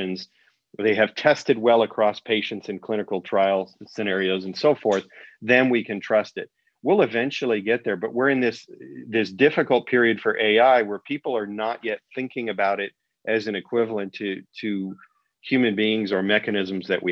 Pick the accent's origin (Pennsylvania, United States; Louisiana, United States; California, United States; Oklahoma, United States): California, United States; Huntington Beach; I was growing up in Huntington Beach and Found Valley area